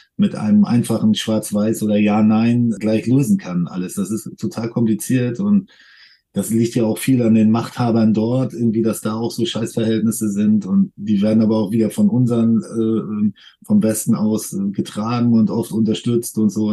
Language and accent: German; Germany; wir sind jetzt hier in Deutschland geboren